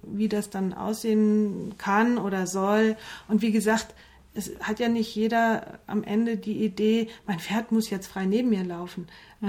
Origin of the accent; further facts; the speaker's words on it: near Limburg, Hesse, Germany; ich komme ja aus Hessen äh, in Richtung Limburg, da so im 50-Kilometer-Kreis